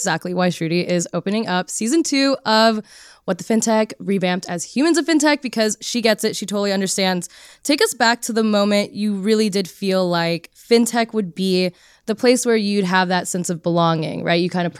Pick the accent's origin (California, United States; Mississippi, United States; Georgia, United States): California, United States; also born or lived in Texas; now in New York, United States; I was born and raised in California, then I moved to Texas, and then now I live in New York, and I have a Filipino mom who immigrated from the Philippines to the States, and then, you know, dad from LA.